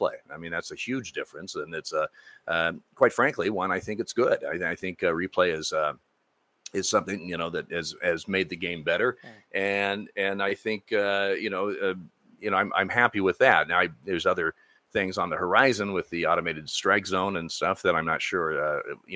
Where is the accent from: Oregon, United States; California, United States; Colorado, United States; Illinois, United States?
Oregon, United States; Eugene; I started umpiring when I was 15, growing up in Eugene, Oregon